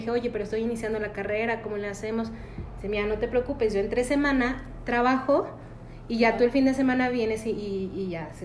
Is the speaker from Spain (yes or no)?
no; Valle de Santiago, Guanajuato, Mexico; also born or lived in Irapuato / Paris; aquí nací en Valle, bueno, excepto nací en Iapuato. ah, okay. pero toda mi vida aquí en Valle.